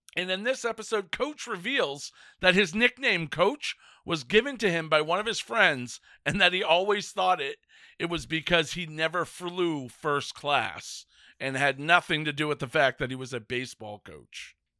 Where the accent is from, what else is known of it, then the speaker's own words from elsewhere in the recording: Northern Maine, United States; a fat white kid growing up in Northern Maine